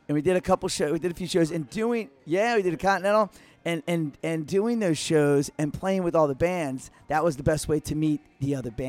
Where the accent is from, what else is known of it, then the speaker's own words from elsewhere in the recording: outside of Philadelphia, Pennsylvania, United States; moved away as an adult; also born or lived in Queens, New York; now in New York City, United States; I'm born in Queens. Right. And I was raised outside of Philly.